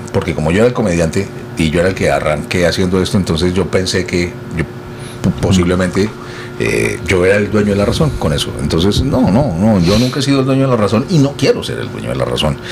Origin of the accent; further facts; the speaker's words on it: Colombia; now in Miami, United States; yo soy colombiano